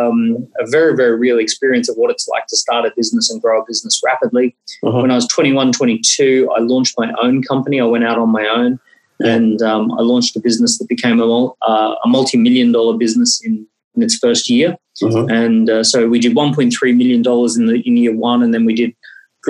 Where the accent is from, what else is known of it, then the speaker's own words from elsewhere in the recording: Australia; I grew up in Australia